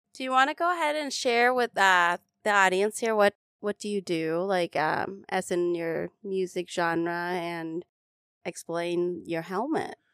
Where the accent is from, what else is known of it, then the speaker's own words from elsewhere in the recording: Minnesota, United States; moved away as an adult; now in Las Vegas, United States; I'm from Minnesota